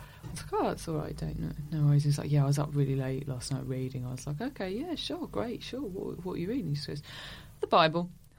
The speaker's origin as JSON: {"language": "English", "town": "Harwich", "region": "East of England", "country": "United Kingdom", "said": "I'm from Harwich in Essex"}